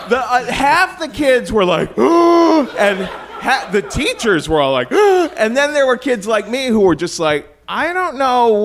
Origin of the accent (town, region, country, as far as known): Cincinnati, Ohio, United States; born or raised there